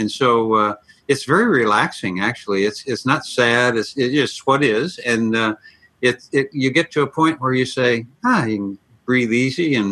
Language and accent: English; Elgin, Illinois, United States; also born or lived in Ireland; now in San Diego, United States; Just outside of Chicago, Elgin, Illinois